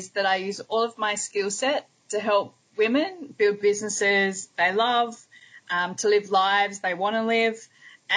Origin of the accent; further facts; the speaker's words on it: Hobart, Tasmania, Australia; now in Melbourne, Australia; I also spend a lot of time in my hometown where I was born, which is Hobart in Tasmania in Australia